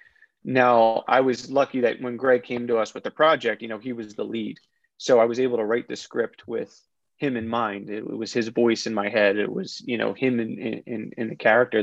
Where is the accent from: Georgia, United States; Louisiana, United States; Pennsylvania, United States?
Pennsylvania, United States; Philadelphia; I'm from Philly originally.